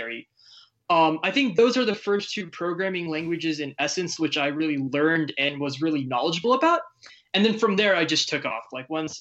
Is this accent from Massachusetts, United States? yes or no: no; San Francisco, California, United States; I was born in San Francisco, so quite literally the Facebook headquarters used to be on my way to school.